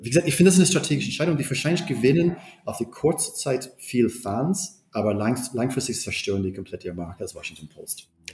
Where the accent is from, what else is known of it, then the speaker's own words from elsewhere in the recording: Berlin, Germany; Ich bin, ich bin Berliner